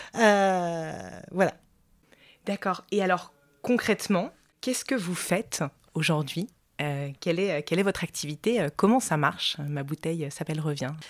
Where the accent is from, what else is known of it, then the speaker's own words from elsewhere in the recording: Montpellier, Occitania, France; moved away as an adult; now in Romans-sur-Isère, France; moi j'ai grandi à Montpellier, dans le sud de la France